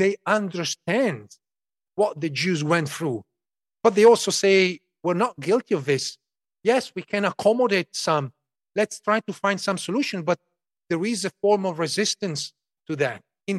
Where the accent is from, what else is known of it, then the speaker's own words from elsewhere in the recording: Emilia-Romagna, Italy; parts of the region where I grew up in Emilia-Romagna, northern Italy, were actually liberated by Zionist units